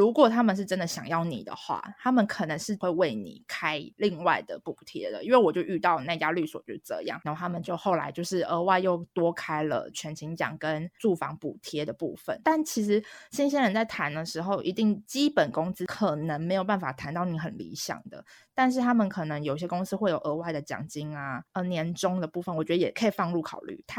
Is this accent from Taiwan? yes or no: yes; Taiwan; moved away; 像我从台湾过来，我可能就会有租房的要求、交通的要求